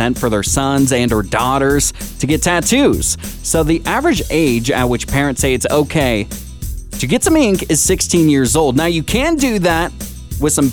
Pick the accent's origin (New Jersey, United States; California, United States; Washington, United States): Washington, United States; Tacoma; now in Santa Rosa, United States; my hometown, Tacoma, Washington